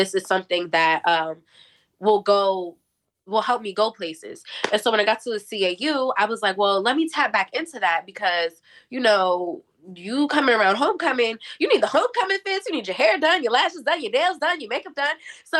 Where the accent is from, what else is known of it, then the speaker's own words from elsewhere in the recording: New Jersey, United States; So thankfully enough for me, I'm from Jersey and I don't live too far from New York.